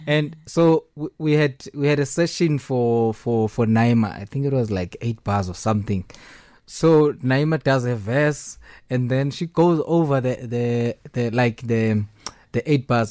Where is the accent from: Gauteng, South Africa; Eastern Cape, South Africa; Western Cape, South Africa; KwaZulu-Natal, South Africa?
Eastern Cape, South Africa; I'm original from Eastern Cape